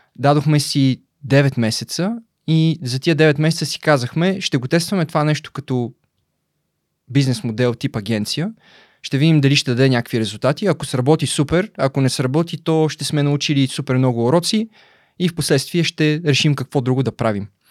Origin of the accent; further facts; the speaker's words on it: Belitsa, Blagoevgrad Province, Bulgaria; also born or lived in Razlog; Роден съм в Разлог през 89-та. Първите 14 години от живота си съм прекарал в Белица